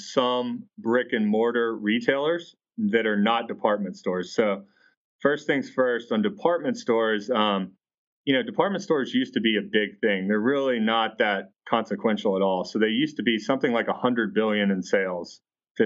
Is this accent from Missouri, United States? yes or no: no; Atlanta, Georgia, United States; I'm from Atlanta